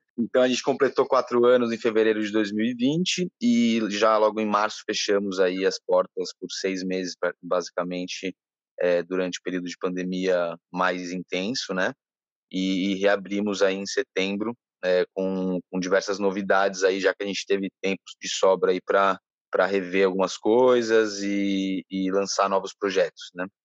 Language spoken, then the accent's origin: Portuguese; São Paulo, Brazil; moved away as an adult; now in Ilhabela, Brazil; eu sou de São Paulo, mas já não me sinto de São Paulo há bastante tempo